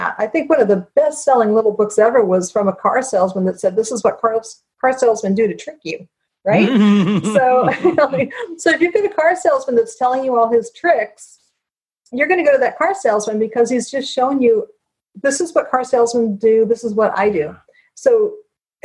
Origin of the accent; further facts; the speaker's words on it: United States; I'm American